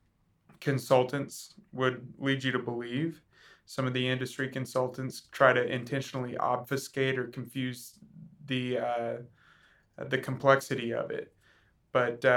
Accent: Tuttle, Oklahoma, United States; we're just southwest of Oklahoma City in a little town called Tuttle. I grew up there

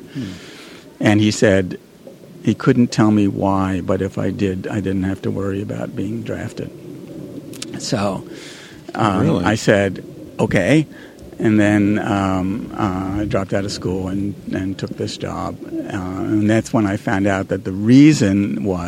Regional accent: New York, United States; moved away as an adult; also born or lived in Washington, D.C. / Ohio; now in California, United States; I grew up in New York

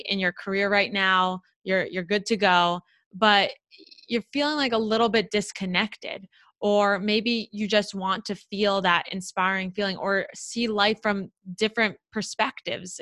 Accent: South Florida, United States; I grew up in South Florida and it's like my hometown

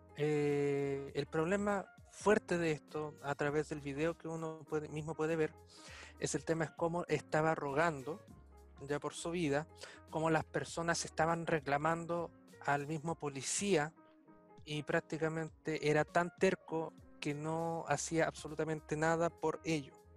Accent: Chile; Pese a que nosotros somos de otro país, nosotros somos chilenos

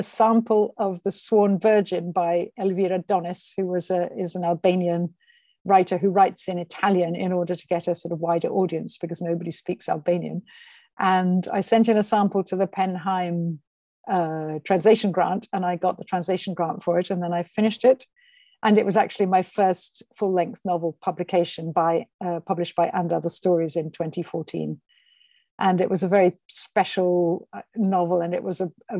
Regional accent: England, United Kingdom; moved away as an adult; now in Rome, Italy; she took us to England, where we grew up from, I suppose, for me, the age of about six, I think. So I was there all my school life and my university life.

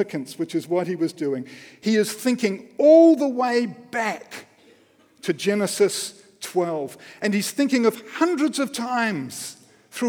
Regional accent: Wellington, New Zealand; I grew up in Wellington, just down the road

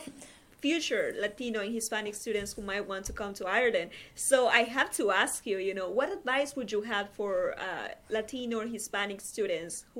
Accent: Paraguay; English is a second language; now in United States; I'm originally from Paraguay, but I go to school in the U.S.

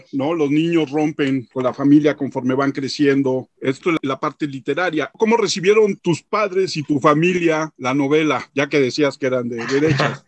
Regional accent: Mexico

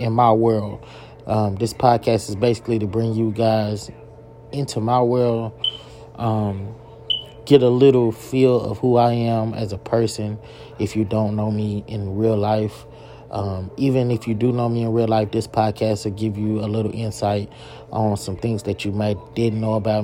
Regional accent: Longview, Texas, United States; I grew up in Longview, Texas, in the East Texas area on the south side of Longview

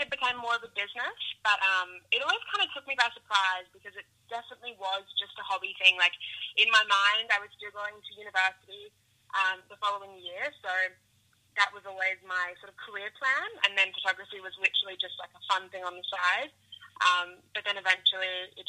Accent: Byron Bay, New South Wales, Australia; born or raised there; also born or lived in Melbourne

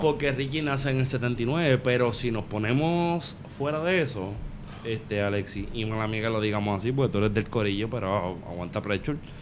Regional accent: Vega Baja, Puerto Rico; yo soy de Vega Baja

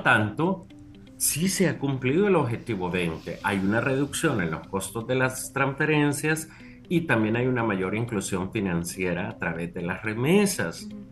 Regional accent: Usulután, El Salvador; yo, soy del Zafiro de Oriente

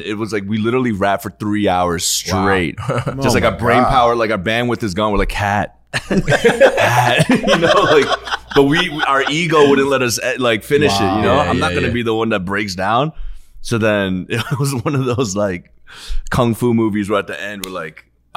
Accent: Virginia, United States; I'm from Virginia.

